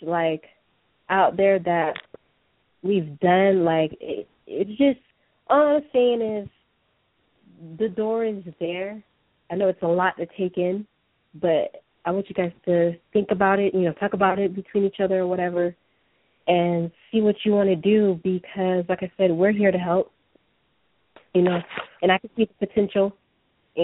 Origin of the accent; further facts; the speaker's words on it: Atlanta, Georgia, United States; moved away; We're originally from Atlanta